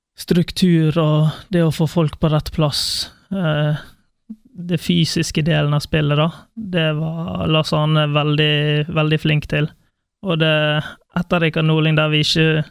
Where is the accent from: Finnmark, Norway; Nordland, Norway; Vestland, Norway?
Vestland, Norway; Bergen; moved away as an adult; now in Kristiansand, Norway; Jeg, jeg, jeg, er glad i Bergen. Det er der jeg vokste opp